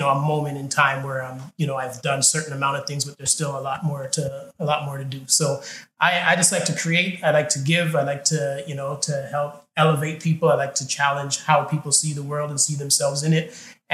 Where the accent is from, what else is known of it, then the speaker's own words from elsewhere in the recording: Toronto, Ontario, Canada; where I grew up in Scarborough.